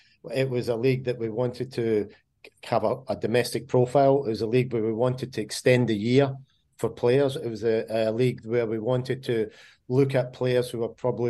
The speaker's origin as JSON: {"language": "English", "region": "Scotland", "country": "United Kingdom", "said": "I'm Scottish"}